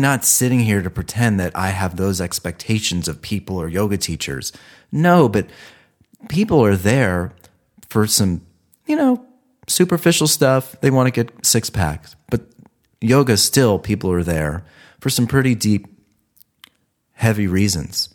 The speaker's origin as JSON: {"language": "English", "region": "Ohio", "country": "United States", "moved": "yes", "said": "I'm from Ohio"}